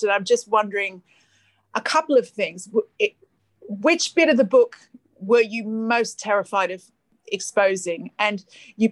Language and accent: English; Australia; moved away; being the Aussie girl